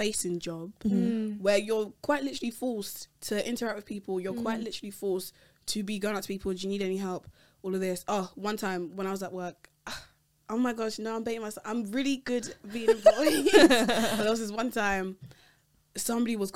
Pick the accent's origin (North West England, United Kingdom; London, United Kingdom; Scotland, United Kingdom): London, United Kingdom; I'm Nigerian, but I was born in London.